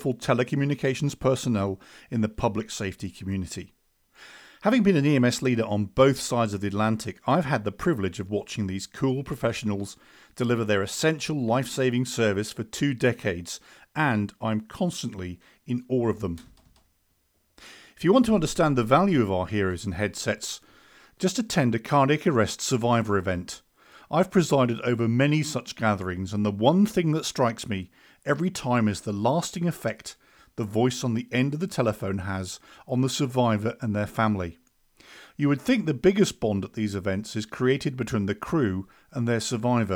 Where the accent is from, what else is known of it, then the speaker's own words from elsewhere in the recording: United Kingdom; I, of course, am from the UK